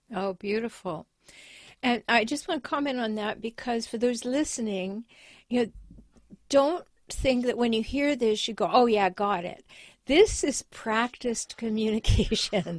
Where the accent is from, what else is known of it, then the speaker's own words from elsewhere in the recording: Canada; now in United States; I have dual citizenship, but I was raised in Canada.